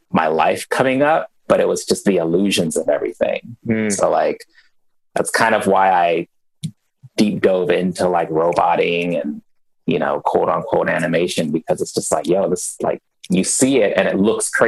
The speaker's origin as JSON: {"language": "English", "region": "New Mexico", "country": "United States", "tie": "born there", "also_born_or_lived": "Germany / Bay Area", "said": "Born in New Mexico, uh, military parents. So from New Mexico, uh, jumped over to Germany for a couple of years, and then landed in the Bay Area after Germany."}